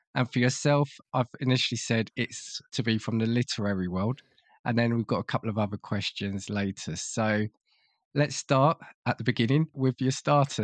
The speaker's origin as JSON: {"language": "English", "country": "United Kingdom", "said": "as a Brit"}